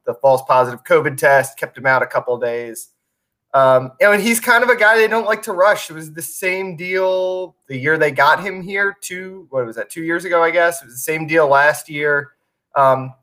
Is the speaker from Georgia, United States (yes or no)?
no; Montgomery County, Maryland, United States; moved away; I'm from Montgomery County, right outside D.C.